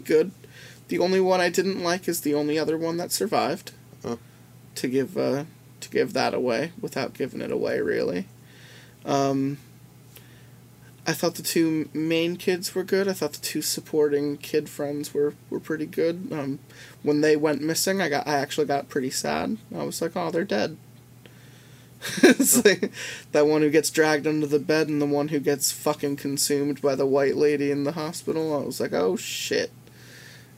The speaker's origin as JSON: {"language": "English", "region": "Pennsylvania", "country": "United States", "tie": "born or raised there", "said": "Growing up in Pennsylvania"}